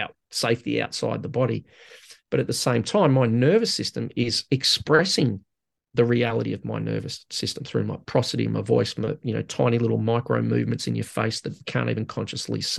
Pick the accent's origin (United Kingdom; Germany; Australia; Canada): Australia